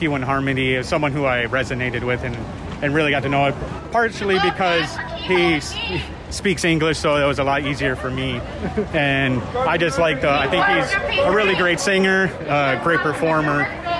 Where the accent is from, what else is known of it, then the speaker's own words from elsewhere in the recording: San Diego, California, United States; moved away as an adult; now in Vacaville, United States; We're originally from San Diego